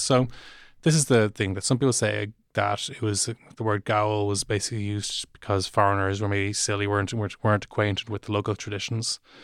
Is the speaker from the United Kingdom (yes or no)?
no; Dublin, Leinster, Ireland; I'm, I am from Dublin